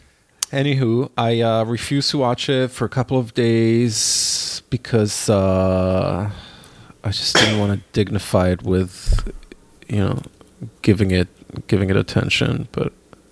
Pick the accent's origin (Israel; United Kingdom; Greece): Israel; moved away; growing up in Israel